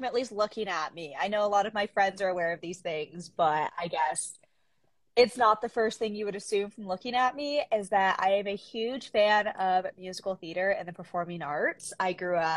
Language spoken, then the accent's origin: English; Gig Harbor, Washington, United States; also born or lived in South Korea; now in Alaska, United States; So I was born in South Korea, but then I was raised in a Caucasian family in Gig Harbor, Washington.